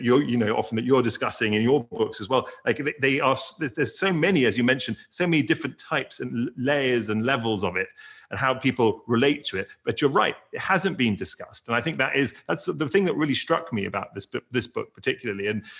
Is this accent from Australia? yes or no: no; England, United Kingdom; now in United States; I grew up in England where you had an Indian community and a Sri Lankan community, but white community, but there were very few biracial children. But I came to the US